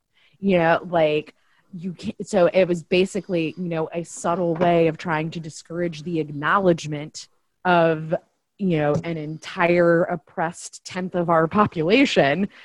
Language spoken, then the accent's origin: English; Tennessee, United States; also born or lived in Louisiana / Chicago, Illinois; I grew up in Tennessee. I currently live in Tennessee